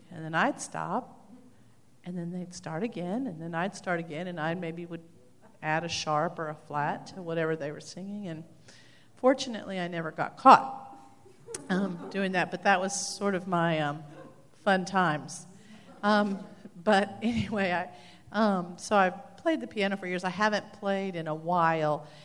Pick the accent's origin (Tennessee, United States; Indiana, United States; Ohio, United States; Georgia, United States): Tennessee, United States; Knoxville; also born or lived in Spain; from Knoxville, Tennessee, and I studied piano as a child